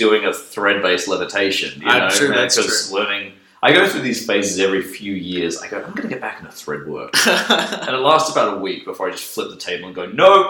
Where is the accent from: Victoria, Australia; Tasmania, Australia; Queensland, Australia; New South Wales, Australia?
Victoria, Australia; Melbourne; I grew up in Melbourne, Australia.